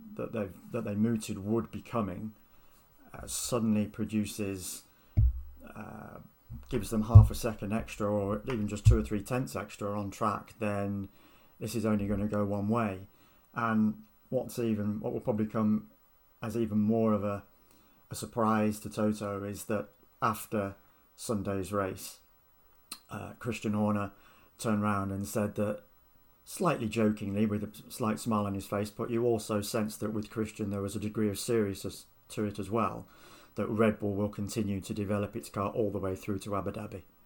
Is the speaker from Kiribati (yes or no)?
no; United Kingdom; I am British